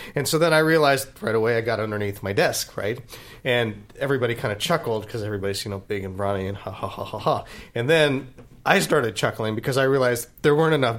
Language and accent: English; Berkeley, California, United States; now in Los Angeles, United States; I was in UC Berkeley in grammar school.